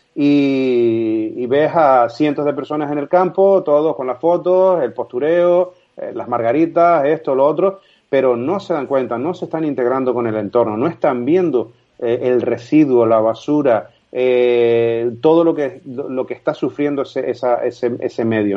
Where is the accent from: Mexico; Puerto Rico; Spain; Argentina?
Spain; Canary Islands; Yo soy un ciudadano, un canario más